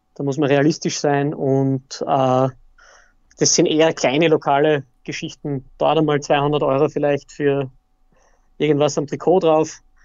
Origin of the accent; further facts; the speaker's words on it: Austria; Bei uns in Österreich